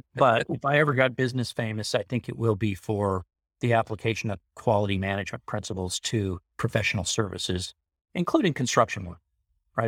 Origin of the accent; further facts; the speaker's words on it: Carlsbad, California, United States; also born or lived in Long Beach; when I grew up in Carlsbad, there were no homeless people walking around